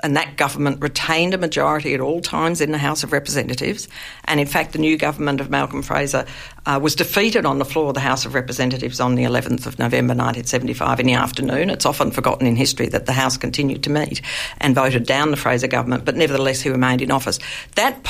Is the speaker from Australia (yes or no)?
yes; Australia; We as Australian people